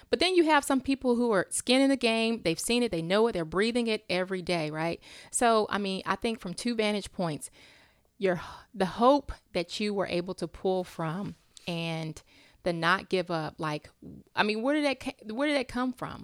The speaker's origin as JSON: {"language": "English", "town": "Charlotte", "region": "North Carolina", "country": "United States", "said": "I'm from Charlotte"}